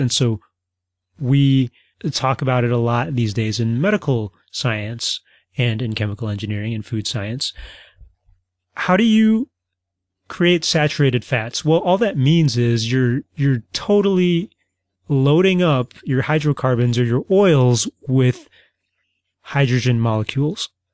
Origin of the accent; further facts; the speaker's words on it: Midwest, United States; I'm from the Midwest